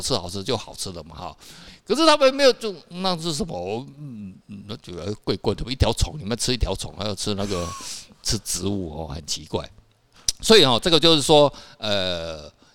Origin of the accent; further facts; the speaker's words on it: Taiwan; 其实我们台湾人也是很爱吃啊